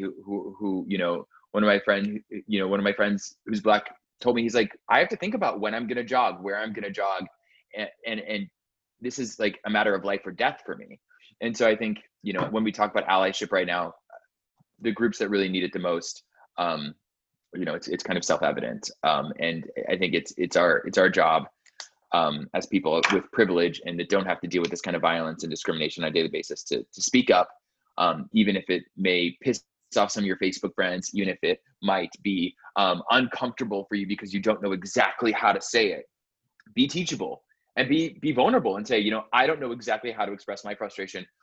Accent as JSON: {"language": "English", "region": "Arizona", "country": "United States", "tie": "born or raised there", "said": "growing up in Arizona"}